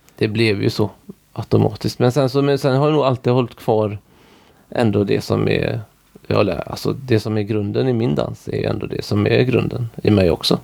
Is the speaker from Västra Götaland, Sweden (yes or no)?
yes; Orust, Västra Götaland, Sweden; Där vi bor nu, där är jag ifrån